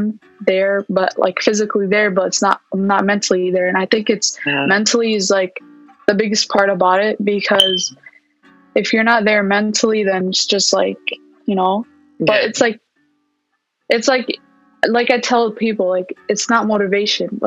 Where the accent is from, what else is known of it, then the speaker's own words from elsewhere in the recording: Milwaukee, Wisconsin, United States; also born or lived in Palestine; I'm originally from Palestine, but I come from Milwaukee, Wisconsin.